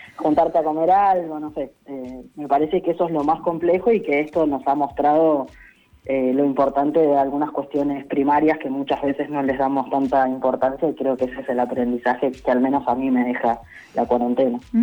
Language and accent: Spanish; Santa Cruz, Argentina; now in Buenos Aires, Argentina; yo soy de Santa Cruz, en mi pueblo pasan días enteros que no tenés internet